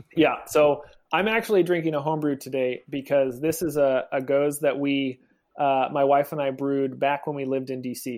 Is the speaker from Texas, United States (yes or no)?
no; Oregon, United States; I'm from Oregon